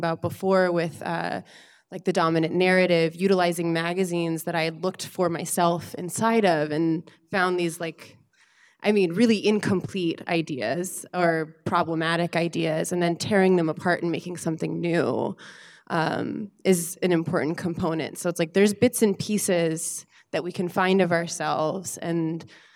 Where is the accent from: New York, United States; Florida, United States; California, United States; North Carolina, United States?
North Carolina, United States; I was born and raised in North Carolina.